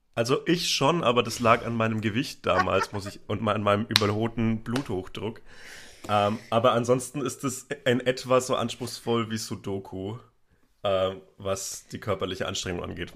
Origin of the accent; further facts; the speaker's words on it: Upper Franconia, near Bamberg, Bavaria, Germany; ich bin in Oberfranken aufgewachsen, zwischen äh, in der Nähe von Bamberg